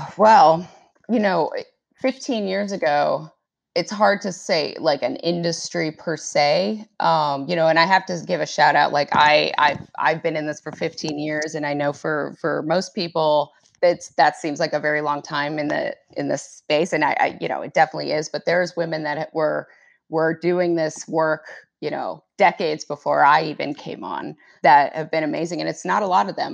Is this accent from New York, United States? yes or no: no; Arlington, Virginia, United States; I grew up in Arlington, Virginia, um, which is right across the river from Washington, D C